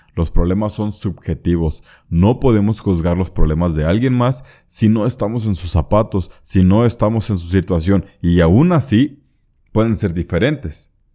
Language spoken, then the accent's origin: Spanish; Mexico; yo soy mexicano.